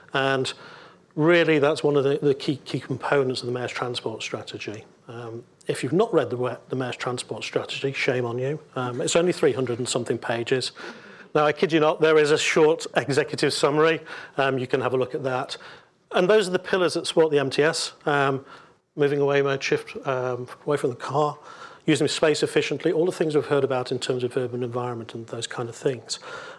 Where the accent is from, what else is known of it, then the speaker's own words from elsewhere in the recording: United Kingdom; We're British. It does the job.